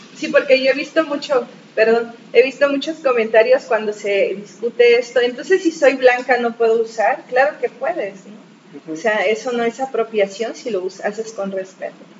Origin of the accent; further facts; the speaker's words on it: Asunción Ixtaltepec, Oaxaca, Mexico; nuestra familia, pues nosotros somos de Ixtaltepec, el origen es ahí